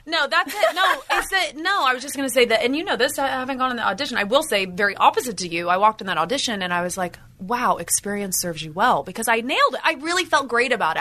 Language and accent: English; Indiana, United States; moved away as an adult; also born or lived in San Francisco; now in Los Angeles, United States; I was from Indiana, born and raised in the Midwest, farm girl.